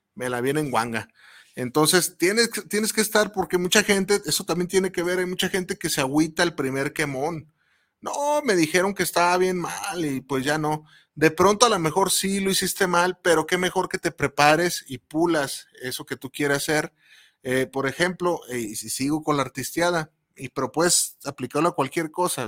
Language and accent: Spanish; Mexico; como mexicano